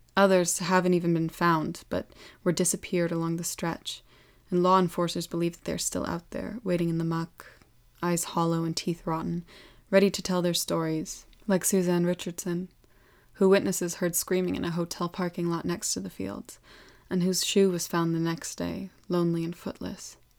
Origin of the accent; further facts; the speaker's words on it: Welsh, Wales, United Kingdom; Being Welsh